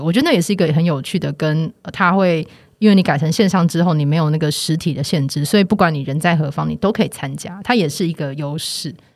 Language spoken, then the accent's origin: Chinese; Taipei, Taiwan; 我是台北人